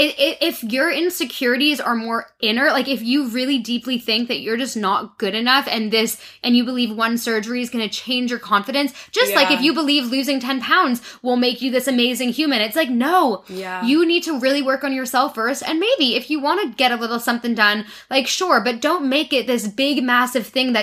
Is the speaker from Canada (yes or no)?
yes; Toronto, Ontario, Canada; I grew up in Toronto, in Canada.